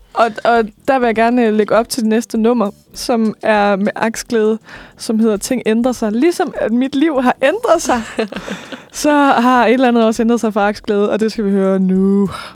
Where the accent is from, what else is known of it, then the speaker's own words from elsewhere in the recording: Lemvig, Central Denmark Region, Denmark; moved away; Jeg kommer fra Vestjylland. Mm. Øh, Lemvi nærmere bestemt